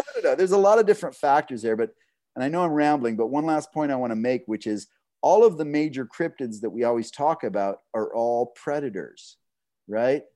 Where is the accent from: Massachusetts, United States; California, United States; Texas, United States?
Texas, United States; Southeast; I grew up in Southeast Texas in kind of a swamp